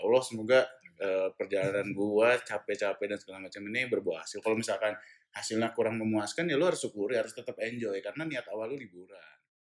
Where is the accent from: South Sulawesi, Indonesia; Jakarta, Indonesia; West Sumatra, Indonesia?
Jakarta, Indonesia; gue kan besar di Jakarta